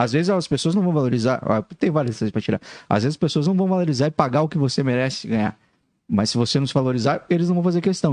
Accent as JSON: {"language": "Portuguese", "region": "interior of Paraná", "country": "Brazil", "moved": "yes", "said": "eu sou do interior do Paraná."}